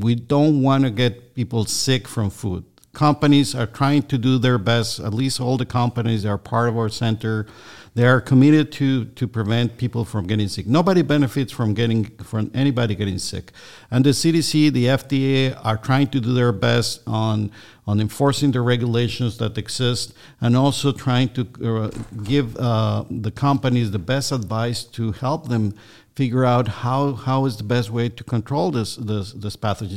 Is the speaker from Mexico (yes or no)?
yes; Mexico; moved away as an adult; also born or lived in Minnesota, United States; now in Georgia, United States; I'm originally from Mexico